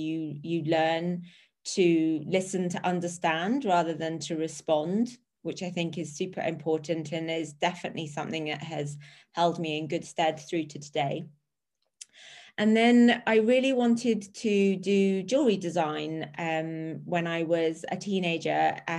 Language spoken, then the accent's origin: English; Australia; born there; also born or lived in England; So obviously, as people can tell from my accent, I was born in Australia. And that's a joke. Born in Australia, we bounced. I had an English mother, an Australian father, and we bounced around a lot as a child between Australia and England.